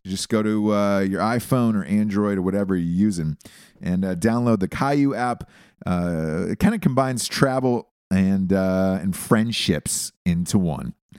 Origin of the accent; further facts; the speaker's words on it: Georgia, United States; I'm from Georgia